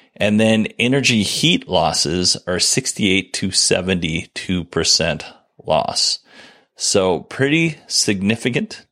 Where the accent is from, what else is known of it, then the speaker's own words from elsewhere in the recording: Alaska, United States; I grew up in Alaska